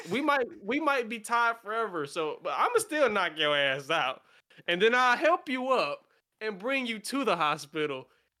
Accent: United States; we're American

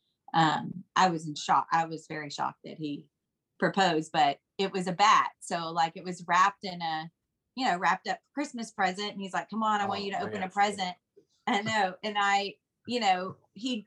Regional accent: Beaumont, Texas, United States; I'm from Beaumont

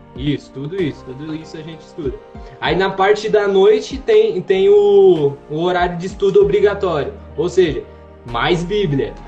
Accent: Santo Anastácio, São Paulo, Brazil; moved away as an adult; now in Rio Grande do Sul, Brazil; Eu sou da cidade de Santo Anastácio, interior de São Paulo

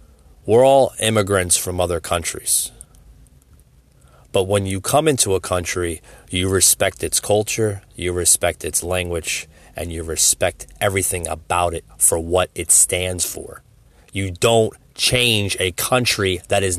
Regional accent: United States; my beliefs and my values as an American citizen

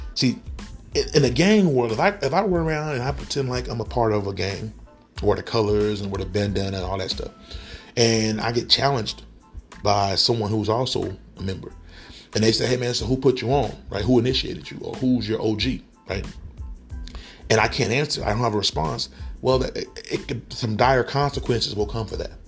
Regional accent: Tulsa, Oklahoma, United States; growing up in Tulsa, Oklahoma in the, the 90s, um, especially in North Tulsa

